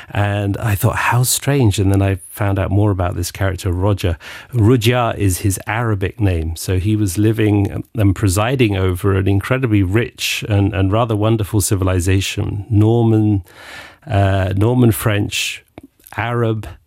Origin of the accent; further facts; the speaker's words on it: England, United Kingdom; moved away; I grew up in England and discovered that I suffered from seasonal affective disorder and not having enough sunshine. So I immediately studied foreign languages and ran off to Latin America and the Middle East and Spain and place Greece